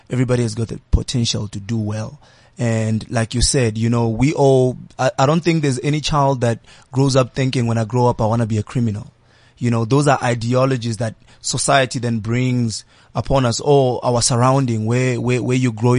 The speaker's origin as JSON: {"language": "English", "town": "Soweto", "region": "Gauteng", "country": "South Africa", "tie": "born or raised there", "said": "as a young person growing up in Soweto"}